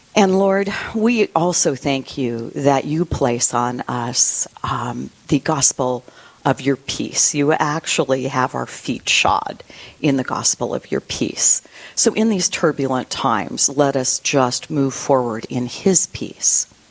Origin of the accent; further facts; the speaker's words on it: Black Hills of South Dakota, United States; also born or lived in Boston, Massachusetts; I um, was raised for the most part here in the beautiful Black Hills of South Dakota, even though I was born in Boston, Massachusetts